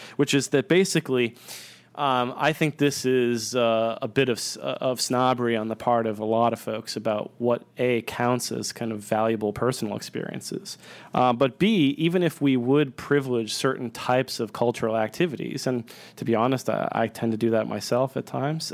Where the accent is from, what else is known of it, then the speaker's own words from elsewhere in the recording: Northeast, United States; moved away; also born or lived in Austin; I grew up in the Northeast